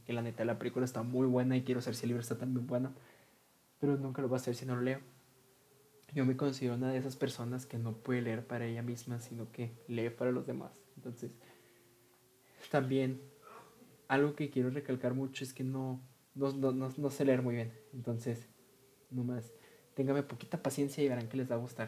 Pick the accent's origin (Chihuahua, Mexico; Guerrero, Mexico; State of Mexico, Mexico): Chihuahua, Mexico; Ciudad Juárez; soy originario de Ciudad Juárez, Chihuahua, que está localizado en México.